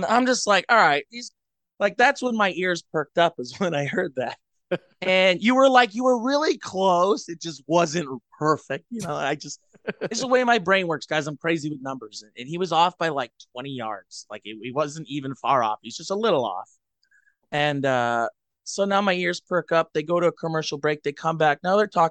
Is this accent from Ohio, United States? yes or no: yes; Cleveland, Ohio, United States; also born or lived in Sault Ste. Marie, Michigan; now in Upper Michigan, United States; I'm originally from Cleveland